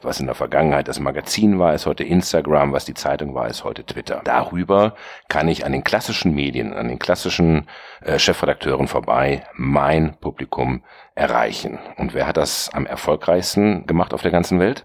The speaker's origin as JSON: {"language": "German", "town": "Bielefeld", "region": "North Rhine-Westphalia", "country": "Germany", "tie": "born or raised there", "also_born_or_lived": "Ravensburg / Hamburg / Bonn / New York", "moved": "as an adult", "lives_now": "Berlin, Germany", "said": "Ich bin gebürtiger Ravensburger, aufgewachsen im ostwestfälischen Bielefeld"}